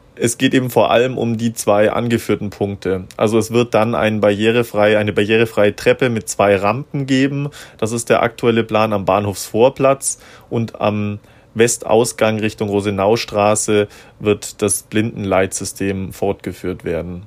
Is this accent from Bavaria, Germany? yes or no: yes; Augsburg, Bavaria, Germany; ich bin gebürtiger Augsburger